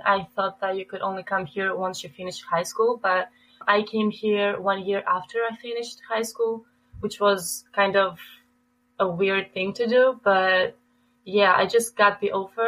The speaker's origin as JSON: {"language": "English", "town": "Athens", "region": "Attica", "country": "Greece", "tie": "born or raised there", "also_born_or_lived": "Albania", "moved": "as an adult", "lives_now": "Green Bay, United States", "said": "I was born and raised in Greece, so I've lived there for my whole life."}